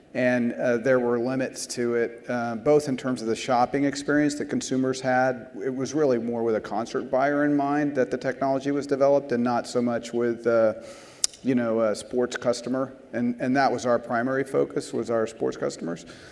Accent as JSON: {"language": "English", "town": "San Antonio", "region": "Texas", "country": "United States", "said": "I was from San Antonio"}